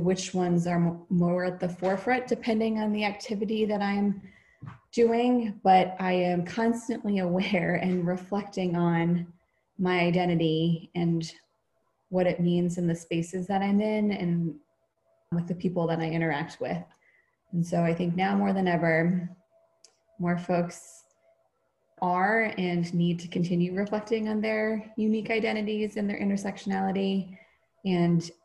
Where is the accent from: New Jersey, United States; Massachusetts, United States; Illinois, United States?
Massachusetts, United States; a suburb of Boston; grew up in a predominantly white suburb of Boston